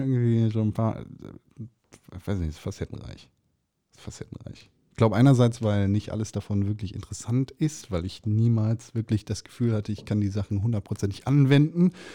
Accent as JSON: {"language": "German", "country": "Germany", "said": "bei uns in Deutschland"}